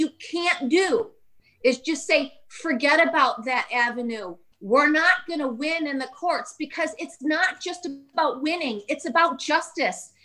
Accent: Michigan, United States; my home state of Michigan

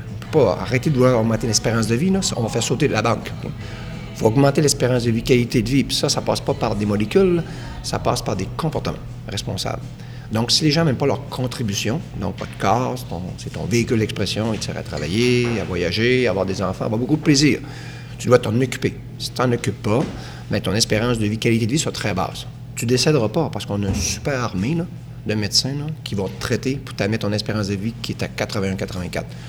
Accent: Quebec, Canada; de ma communauté où je suis né, en Saint-Jean

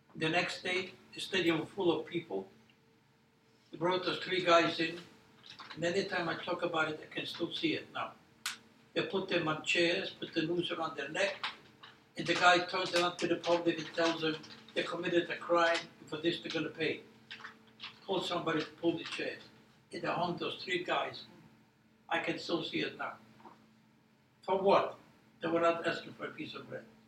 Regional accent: Poland; now in United States; I was born in Poland.

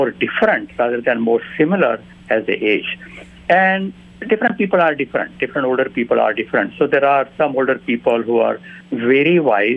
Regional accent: India; moved away; When I was growing up in India

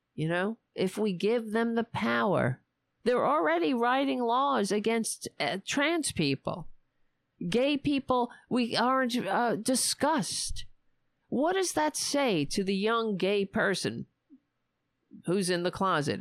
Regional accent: New York City, New York, United States; moved away; I grew up on Staten Island

